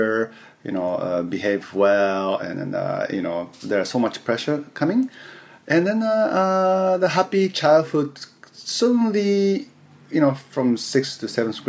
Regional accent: Yokohama, Kanagawa, Japan; English is a second language; moved away as an adult; also born or lived in United States; I was born and raised in Yokohama, Tokyo, near Tokyo, in Japan

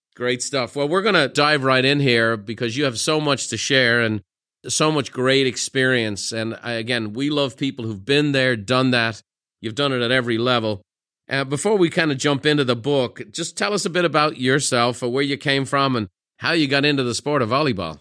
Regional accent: Ireland; me being Irish

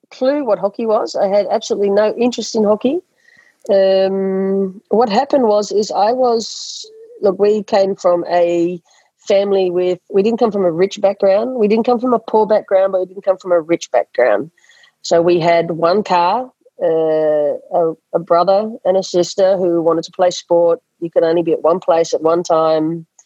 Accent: Australia; school sports is an integral part of um, growing up in Australia, and that is not not the, not the case in a lot of countries.

